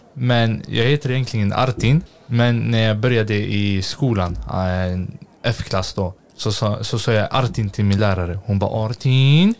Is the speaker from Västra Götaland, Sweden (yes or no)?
yes; Gothenburg, Västra Götaland, Sweden; jag är uppvuxen i Hjällbo